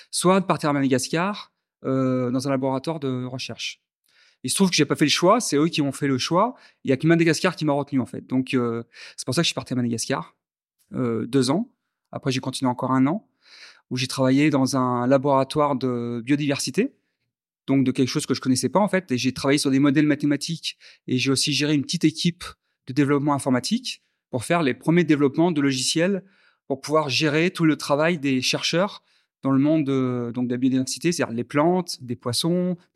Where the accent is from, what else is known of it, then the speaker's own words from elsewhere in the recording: Algiers, Algiers Province, Algeria; born there; je suis ingénieur en mathématiques, mathématiques appliquées. Je suis né à Alger, Hein, puisque mon père a fait beaucoup d'expatriation